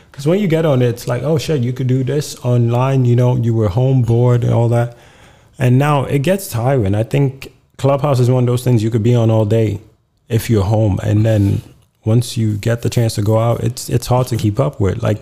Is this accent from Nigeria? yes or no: yes; Nigeria; And I'm like, I'm too Nigerian to. I've survived Nigeria.